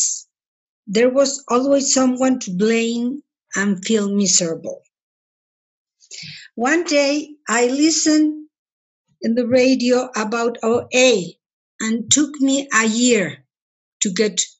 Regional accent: Mexico; I'm from Mexico

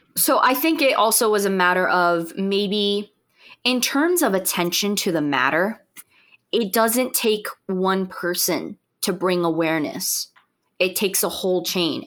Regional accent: United States; I'm speaking as an American

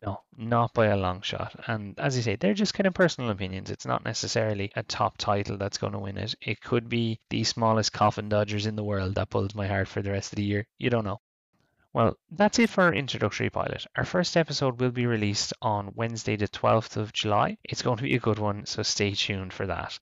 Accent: Ireland; I'm Irish in Ireland.

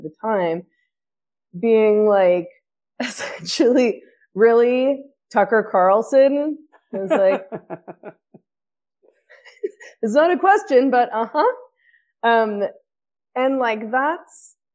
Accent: Canada; I'm Canadian

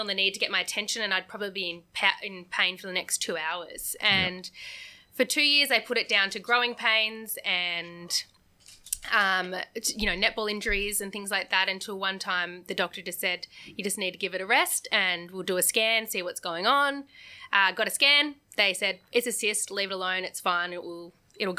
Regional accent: Geelong, Victoria, Australia; also born or lived in Melbourne; I lived in Melbourne for 7 years and didn't think I'd go back to Geelong, but I did a few years ago

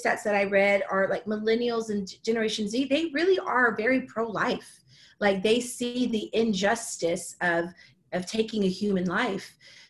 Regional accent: Houston, Texas, United States; moved away as an adult; now in Dallas, United States; in my hometown where I'm from, which is Houston

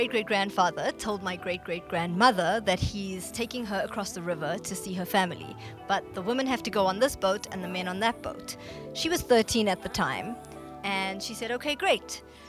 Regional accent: South Africa; because it's really how our journey as Indians in South Africa started. We came from the Canelands. We were brought here as slaves to work the sugarcane fields.

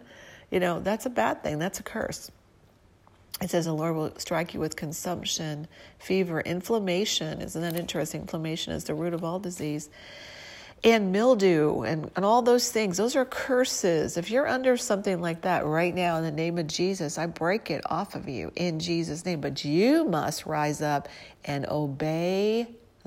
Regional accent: St. Louis, Missouri, United States; I'm from St. Louis

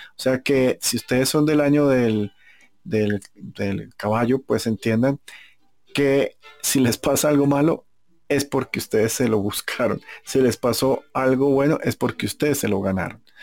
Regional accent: Colombia; yo soy colombiano

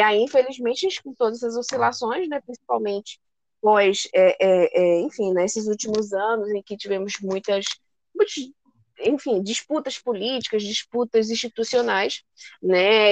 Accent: Brazil; nós, enquanto brasileiros

